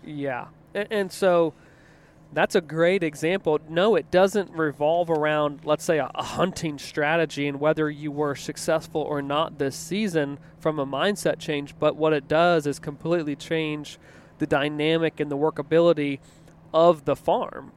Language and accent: English; East Coast, United States; now in Midwest, United States; I grew up in the East Coast